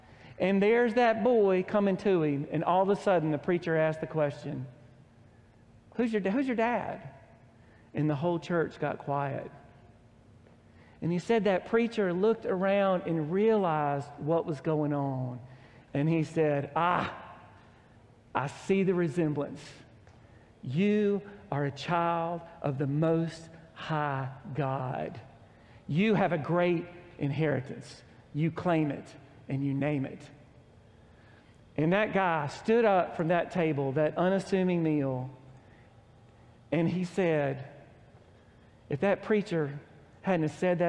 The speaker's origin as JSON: {"language": "English", "region": "Oklahoma", "country": "United States", "said": "\"Where are you from?\" \"We're from Oklahoma.\""}